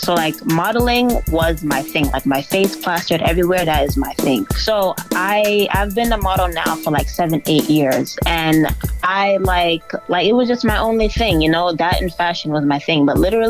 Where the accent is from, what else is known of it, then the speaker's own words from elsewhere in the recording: Kingston, Jamaica; also born or lived in Boston, United States; So, I grew up in two places. I grew up in Kingston, Jamaica, and I grew up here in Boston. I was actually born here in Boston as well, but I grew up in both places. Thus, you know, the accent, that's where the accent came from.